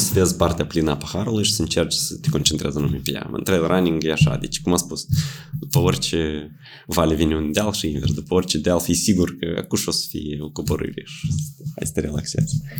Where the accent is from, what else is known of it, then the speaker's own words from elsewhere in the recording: Suruceni, Ialoveni District, Moldova; în satul meu, în Soruceni